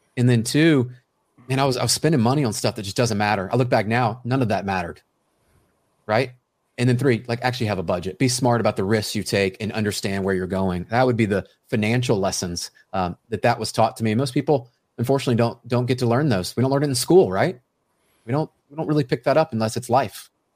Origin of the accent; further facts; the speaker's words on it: Memphis, Tennessee, United States; I grew up in Memphis, Tennessee